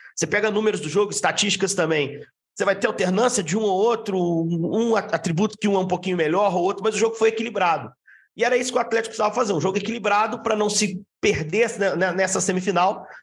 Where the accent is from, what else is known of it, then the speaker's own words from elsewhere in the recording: Juiz de Fora, Minas Gerais, Brazil; Eu sou do interior, sou de Juiz de Fora